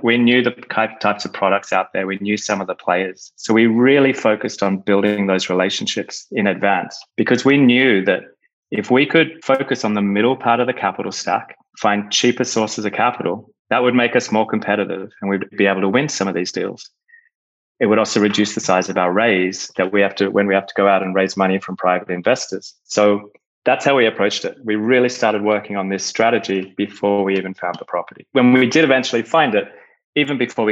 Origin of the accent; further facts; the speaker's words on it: Australia; also born or lived in United Kingdom / Europe / Chicago; now in Miami, United States; So originally, I'm from Australia. I've moved around a fair bit